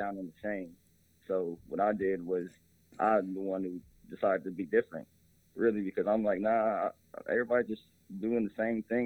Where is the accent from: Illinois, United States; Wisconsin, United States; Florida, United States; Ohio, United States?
Ohio, United States; Columbus; growing up in Columbus, Ohio